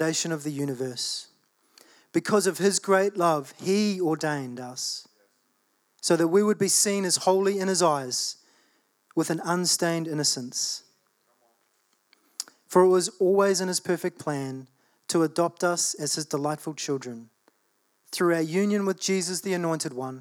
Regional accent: Australia; I was born in Australia.

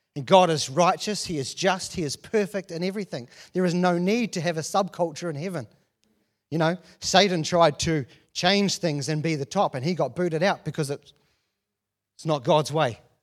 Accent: New Zealand; being born and raised in New Zealand and not traveled anywhere

